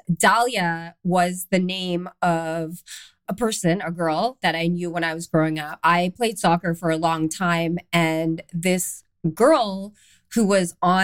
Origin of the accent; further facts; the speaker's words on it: Canada; moved away as an adult; also born or lived in London, England / Amsterdam, Netherlands; I'm Canadian. I grew up in Canada, but I moved to London, England